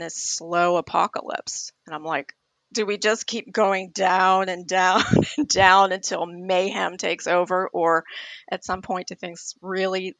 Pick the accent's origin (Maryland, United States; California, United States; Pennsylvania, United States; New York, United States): Pennsylvania, United States; Pittsburgh; I'm in Pittsburgh, Pennsylvania, which is my hometown.